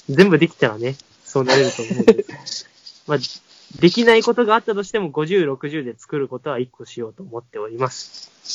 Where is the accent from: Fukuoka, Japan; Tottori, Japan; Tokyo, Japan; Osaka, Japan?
Tottori, Japan; Kotoura; moved away; シェアハウスを琴浦町という僕の地元に建てて